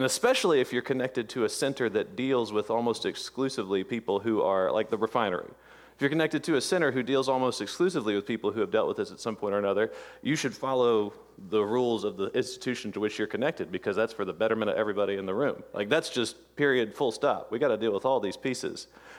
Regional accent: Jackson Parish, Louisiana, United States; I was born and raised in Jackson Parish, North Louisiana, and there was a big prominent Southern Baptist church there

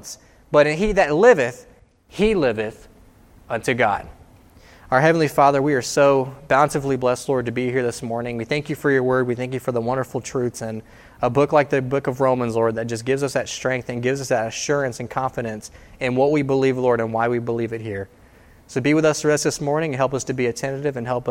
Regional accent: United States; I am proud to be an American

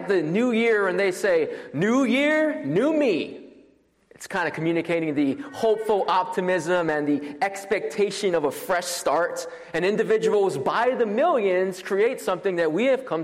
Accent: Maui, Hawaii, United States; moved away as an adult; now in Louisville, United States; I am originally from Maui, Hawaii, and I came here for Southern Seminary

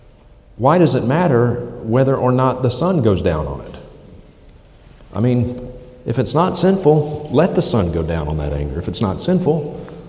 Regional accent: United States; moved away; I'm from the States

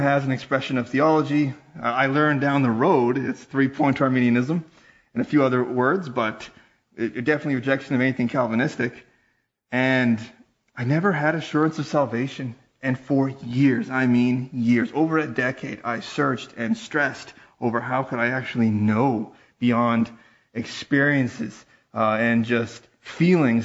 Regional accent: Yukon, Canada; I'm from the Yukon Territory

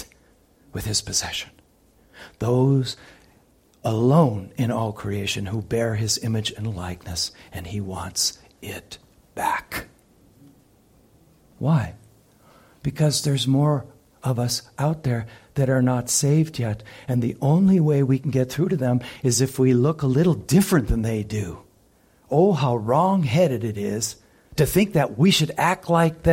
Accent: United States; I'm an American

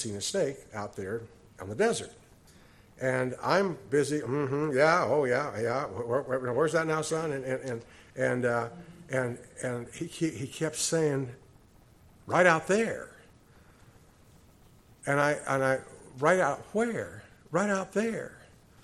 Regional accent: Cochise County, Arizona, United States; Being a native to Arizona, I have grown up with rattlesnakes.

